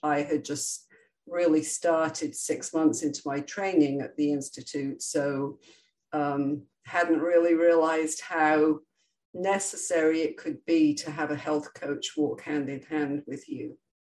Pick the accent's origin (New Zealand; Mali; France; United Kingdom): United Kingdom; England; now in Florida, United States; my origins are England, where I grew up, and proud to be British and proud to be American, as I'm both